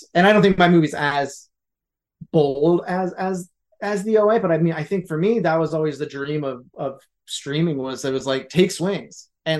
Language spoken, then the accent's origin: English; Philadelphia, Pennsylvania, United States; I'm from Philly